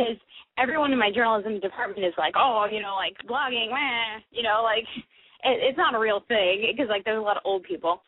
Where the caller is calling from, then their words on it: Honolulu, Hawaii, United States; I'm 20, and I'm calling from Honolulu.